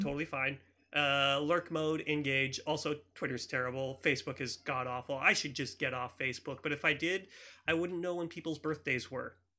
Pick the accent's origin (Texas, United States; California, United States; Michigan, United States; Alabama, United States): California, United States; Campbell; I grew up in Campbell